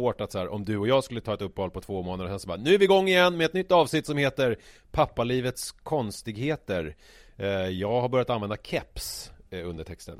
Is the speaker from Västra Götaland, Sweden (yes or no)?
no; Vega, Stockholm County, Sweden; also born or lived in Vasastan, Stockholm; jag flyttade från Vasastan till Vega 1986 när jag var ja. sex år.